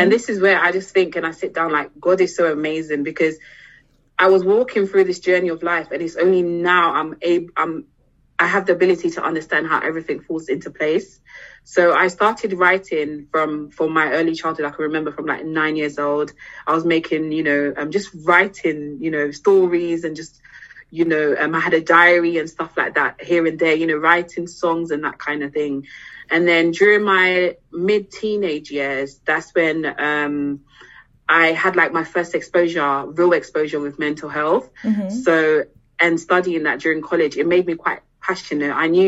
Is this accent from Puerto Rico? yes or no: no; DR Congo; now in London, United Kingdom; So I'm originally from the Democratic Republic of Congo, so which is DRC Congo in Central Africa. But I live in London, probably hence why the accent as well.